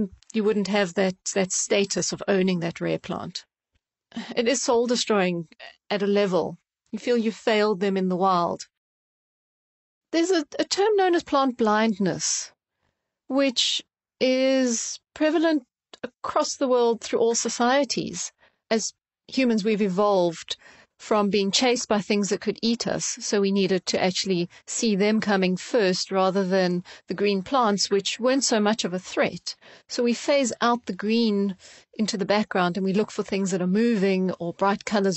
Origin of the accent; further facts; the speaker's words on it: South Africa; now in United Kingdom; growing up in South Africa and seeing the species in the wild